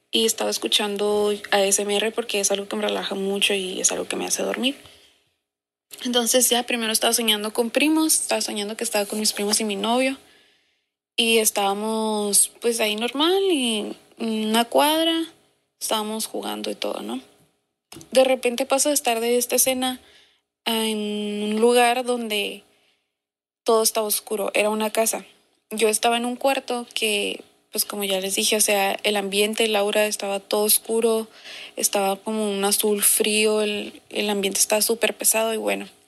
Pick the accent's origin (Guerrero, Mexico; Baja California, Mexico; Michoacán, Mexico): Baja California, Mexico; Mexicali; ¿Qué onda, morras? … soy de Mexicali